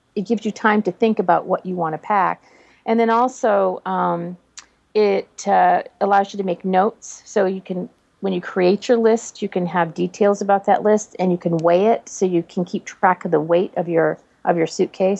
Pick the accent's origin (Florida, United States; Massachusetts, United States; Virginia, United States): Massachusetts, United States; near Boston; moved away; also born or lived in Oregon; I was born in Massachusetts, not very far from Boston. And so I don't have a Boston accent